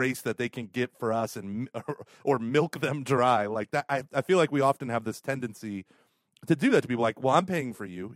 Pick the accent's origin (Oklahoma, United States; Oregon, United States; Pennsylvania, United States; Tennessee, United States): Oklahoma, United States; Tulsa; moved away; also born or lived in St. Louis; I was from Tulsa.